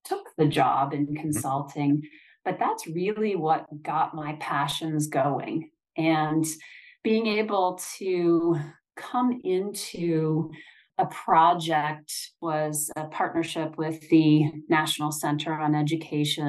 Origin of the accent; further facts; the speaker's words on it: Michigan, United States; I grew up in Michigan